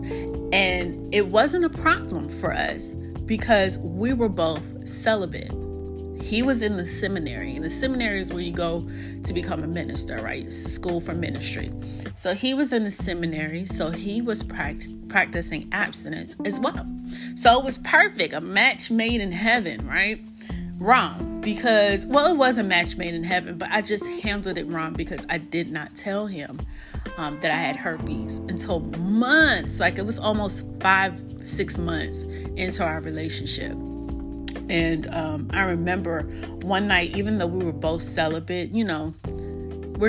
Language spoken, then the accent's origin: English; New York, United States; moved away; also born or lived in South Carolina / North Carolina; I'm from New York as well